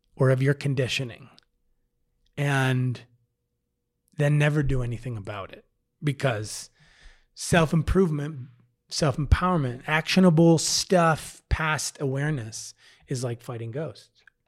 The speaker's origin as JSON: {"language": "English", "region": "Midwest", "country": "United States", "moved": "as an adult", "lives_now": "Denver, United States", "said": "I'm from the Midwest"}